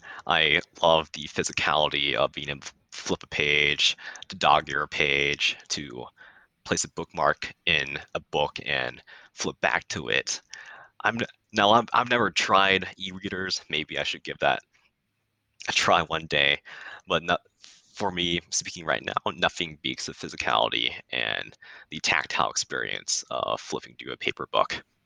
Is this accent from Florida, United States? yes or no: no; California, United States; Yes, I will point to three places in my neighborhood that greatly shaped the person that I've become.